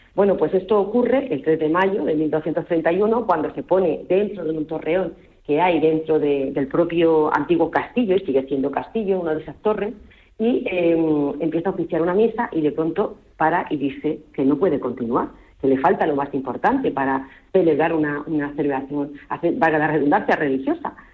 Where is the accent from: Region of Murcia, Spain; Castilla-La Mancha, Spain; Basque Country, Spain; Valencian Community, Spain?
Region of Murcia, Spain; Murcia; yo soy murciana, murciana, nacida en Murcia, ciudad centro